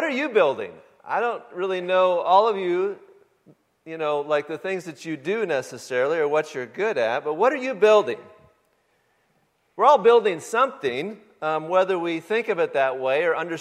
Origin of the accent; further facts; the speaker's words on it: Michigan, United States; moved away; The home that I grew up in back in Michigan